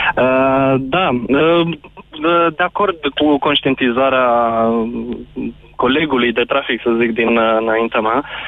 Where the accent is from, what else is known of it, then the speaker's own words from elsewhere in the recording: Bucharest, Romania; sunt din București